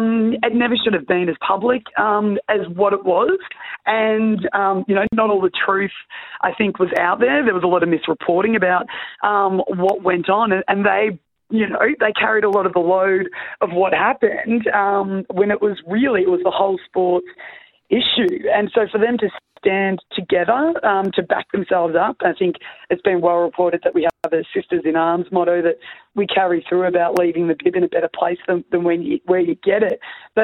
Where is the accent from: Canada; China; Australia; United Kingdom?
Australia; that was one of the most proudest moments I've ever had of being an Australian netballer.